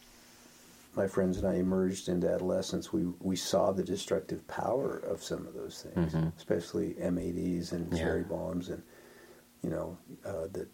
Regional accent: Denver, Colorado, United States; moved away as an adult; also born or lived in Ohio / Idaho Falls, Idaho / Merritt Island, Florida; I spent most of my growing up years in Denver

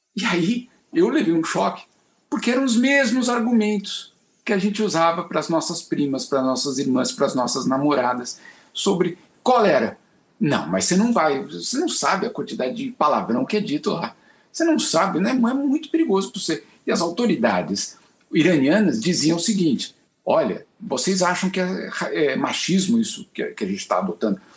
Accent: São Paulo, Brazil; crescer em São Paulo na década de 80

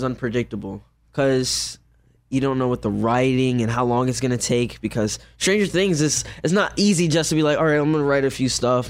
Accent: New York, United States

